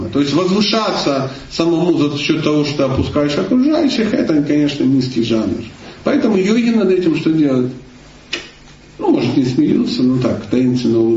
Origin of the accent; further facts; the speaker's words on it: Kalmykia, Russia; born there; Я родился в Калмыкии, у меня дедушка буддист, бабушка буддист, кот буддист, все буддисты.